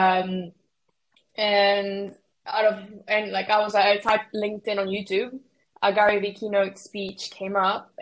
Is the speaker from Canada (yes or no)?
no; Mexico; now in United Kingdom; I'm from Mexico, but I've been living in the UK. So if anyone gets confused at my accent, is because I'm actually Mexican